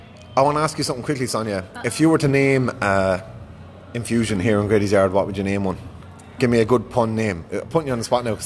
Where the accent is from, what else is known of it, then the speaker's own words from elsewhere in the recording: Ireland; I'm the only fucking Irish person here tonight.